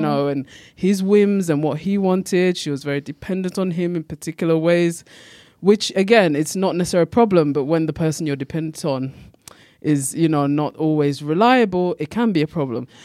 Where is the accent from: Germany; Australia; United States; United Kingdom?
United Kingdom; also born or lived in Ghana; I'm from Britain and Ghana.